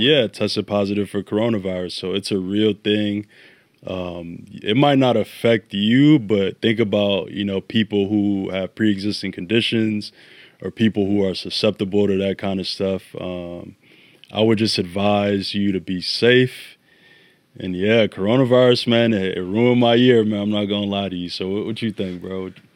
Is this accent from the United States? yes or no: yes; Chicago, Illinois, United States; also born or lived in Ghana; I was born here, but as a youth, I spent, uh, my, I think, years of two or between two and seven in Ghana. Uh, came back to Chicago, and basically my whole identity is rooted in the city